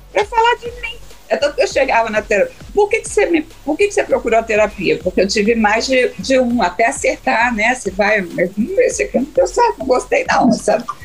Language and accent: Portuguese; Cachoeiro de Itapemirim, Espírito Santo, Brazil; moved away; also born or lived in Rio de Janeiro; Cachoeiro, que é minha cidade, onde eu nasci, Cachoeiro da Pinheirim